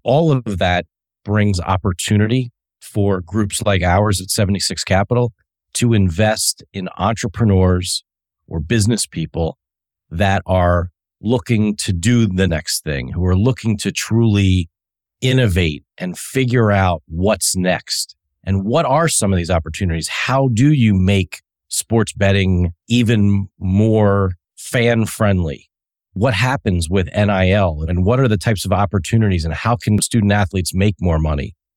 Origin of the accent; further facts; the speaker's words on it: Delaware, United States; also born or lived in Chadds Ford, Pennsylvania; I grew up in Delaware and that was my hometown